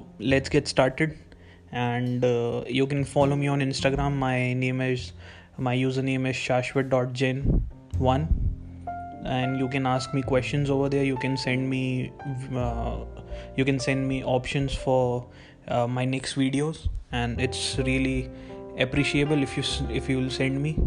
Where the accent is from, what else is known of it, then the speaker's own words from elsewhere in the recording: Indore, Madhya Pradesh, India; I am from Indore, Madhya Pradesh, from India